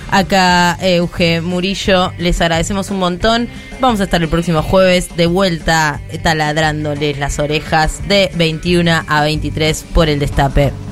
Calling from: La Plata, Buenos Aires Province, Argentina; de La Plata

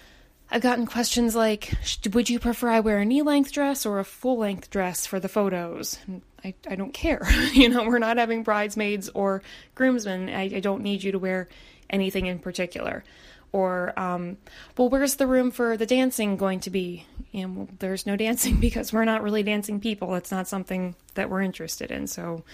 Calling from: Baltimore, Maryland, United States; I'm calling you from Baltimore, Maryland.

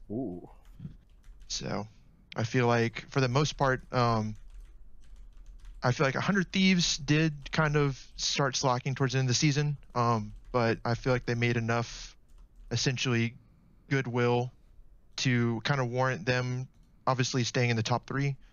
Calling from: Tallahassee, Florida, United States; I'm calling from Tallahassee, Florida.

